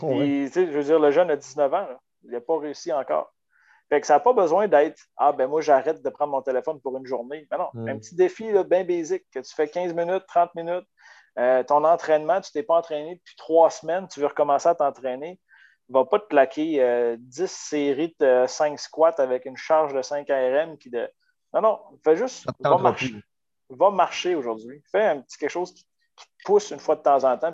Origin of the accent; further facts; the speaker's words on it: Baie-Comeau, Quebec, Canada; moved away as an adult; also born or lived in Chicoutimi; je suis parti de Bécomo à l'âge de 20 ans pour venir faire mon baccalauréat en kinésiologie